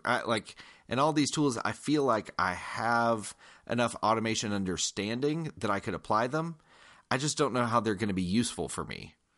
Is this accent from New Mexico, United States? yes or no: no; Georgia, United States; I am from Georgia. I'm from the South